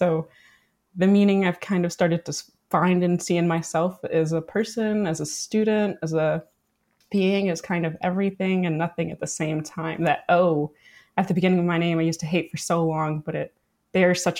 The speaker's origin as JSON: {"language": "English", "town": "Chicago", "region": "Illinois", "country": "United States", "tie": "born or raised there", "said": "I grew up on the south side of Chicago in Market Park"}